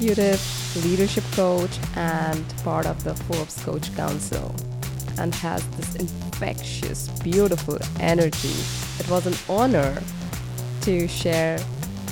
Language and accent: English; West Bengal, India; moved away as an adult; now in Netherlands; born and brought up in India and in the east of India in Bengal, and now living in the Netherlands